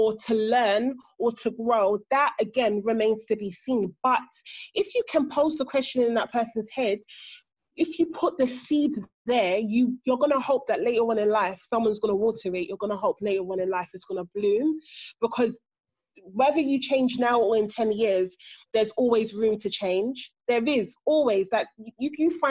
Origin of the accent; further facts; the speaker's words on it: England, United Kingdom; I actually feel like I am the English version of you.